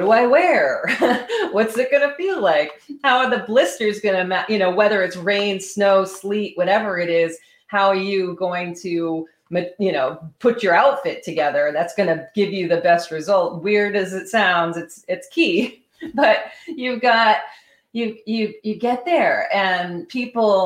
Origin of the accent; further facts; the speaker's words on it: Vermont, United States; because I grew up in Vermont